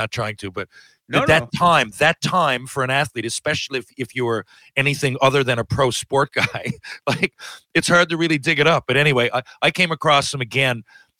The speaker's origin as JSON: {"language": "English", "country": "Canada", "said": "just as a Canadian fan, just as a basketball fan"}